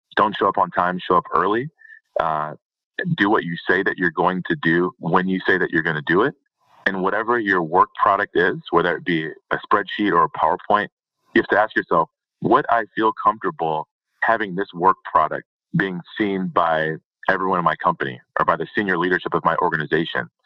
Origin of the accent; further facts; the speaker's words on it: Detroit, Michigan, United States; I'm from the Detroit area, so not not a lot of oil and gas around there